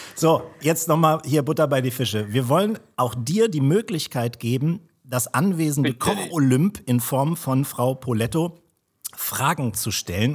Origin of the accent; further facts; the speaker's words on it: Kiel, Schleswig-Holstein, Germany; Ich bin Kieler